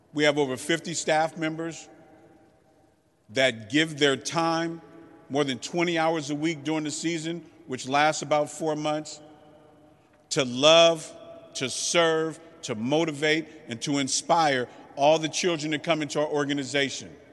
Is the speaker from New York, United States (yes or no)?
no; San Francisco, California, United States; I'm not from the Bayview, I'm from the Western Addition